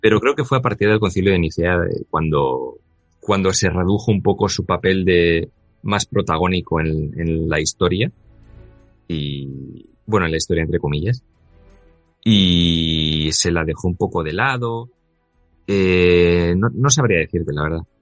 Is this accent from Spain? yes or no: yes; Bilbao, Basque Country, Spain; soy vasco y me he criado en, en Bilbao